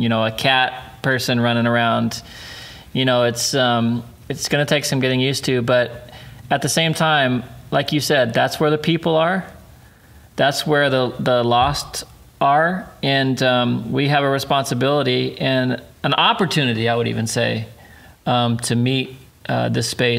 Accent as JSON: {"language": "English", "town": "Ruidoso", "region": "New Mexico", "country": "United States", "tie": "born or raised there", "said": "Ruidoso is about 3 hours south in New Mexico"}